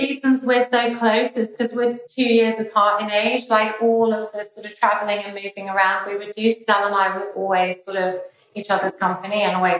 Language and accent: English; London, United Kingdom; And then we go to Scotland and we grew up in London. And then we'd go to New York to see family all the time.